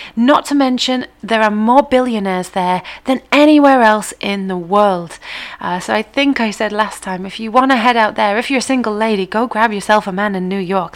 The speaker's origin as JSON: {"language": "English", "region": "England", "country": "United Kingdom", "said": "as English people"}